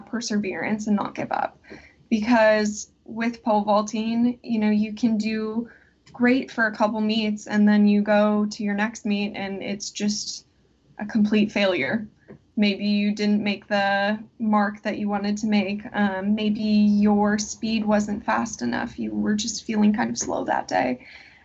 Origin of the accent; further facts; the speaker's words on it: Fond du Lac, Wisconsin, United States; I am originally from Fond du Lac, Wisconsin. So it's a pretty small town.